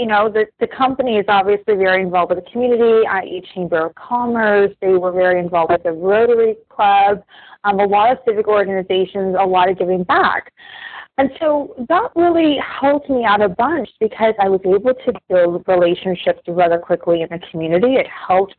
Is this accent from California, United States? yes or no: no; Illinois, United States; moved away as an adult; now in Fort Myers, United States; I'm actually originally from Illinois